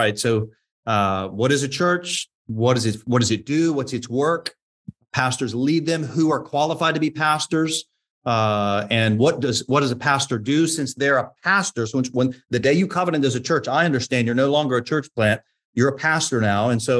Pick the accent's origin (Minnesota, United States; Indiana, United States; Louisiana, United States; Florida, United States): Florida, United States; also born or lived in Tennessee / Georgia; I grew up in Florida, actually, but I born in Tennessee.